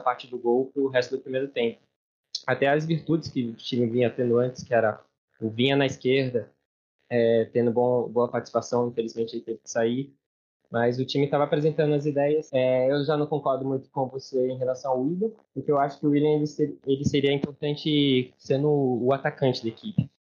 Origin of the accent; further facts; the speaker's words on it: São José dos Campos, São Paulo, Brazil; sou de São José dos Campos, tenho 26 anos